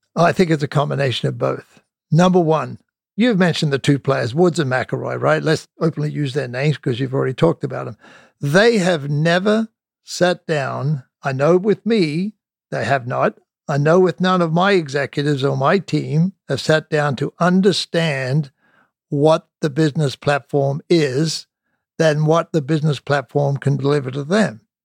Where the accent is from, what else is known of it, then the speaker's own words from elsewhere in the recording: Australia; moved away as an adult; I came from Australia